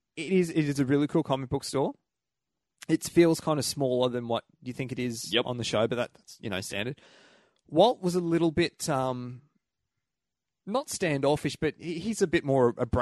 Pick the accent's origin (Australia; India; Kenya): Australia; Come from Australia.